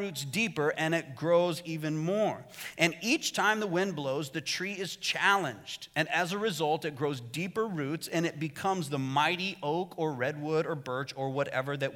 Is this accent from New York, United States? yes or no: no; Arizona, United States; moved away as an adult; my home state of Arizona because Arizona's weird.